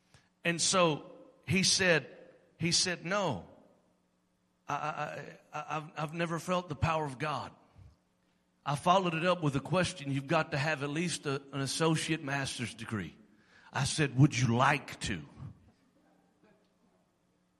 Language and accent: English; Alabama, United States; I'm from Alabama